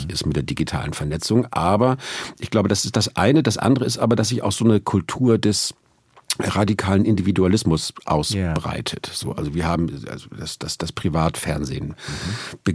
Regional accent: Northern Germany, Germany; Und das war auch irgendwie, also, also da, wo ich herkomme, Norddeutschland, da ging ohnehin nie jemand in die Kirche. Es gab in jedem Dorf eine, aber der Pastor war da immer alleine. Also ich komme eh

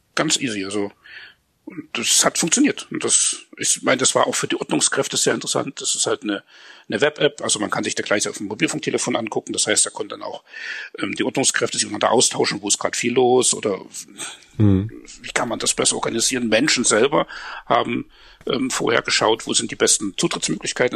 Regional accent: Germany; uns als, als Deutsche

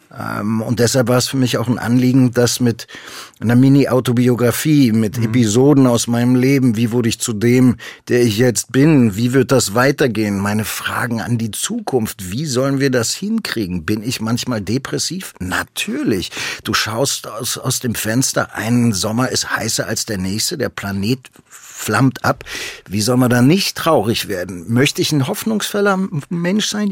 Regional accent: Berlin, Germany; ich komme ja aus Berlin

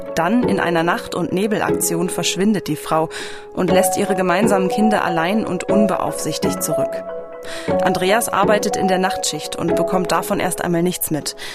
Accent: Germany; bei uns in Deutschland

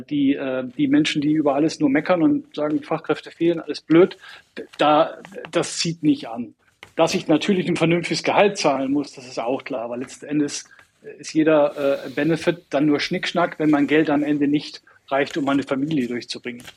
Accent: Northern Germany, Germany; moved away as an adult; now in Munich, Germany; ich bin ein Norddeutscher

